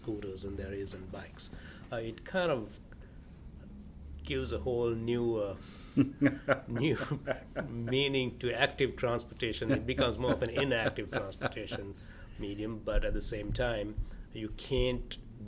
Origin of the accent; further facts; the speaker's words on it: Sri Lanka; now in United States; Growing up in Sri Lanka in Southeast Asia